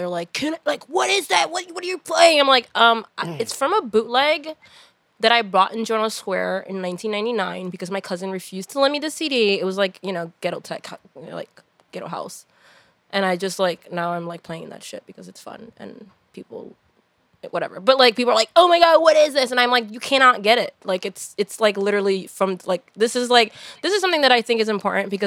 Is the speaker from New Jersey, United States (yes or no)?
yes; Hudson County, New Jersey, United States; I'm from Hudson County